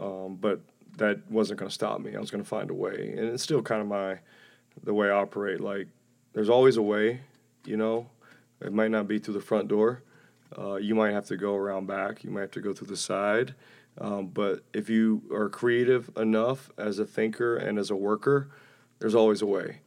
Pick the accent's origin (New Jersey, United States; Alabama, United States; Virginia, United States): Alabama, United States; moved away; I enjoyed growing up in Alabama.